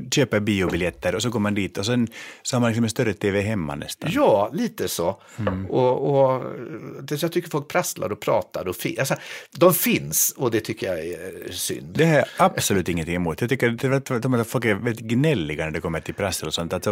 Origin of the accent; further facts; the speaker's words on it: Stockholm, Stockholm County, Sweden; Jag är stockholmare och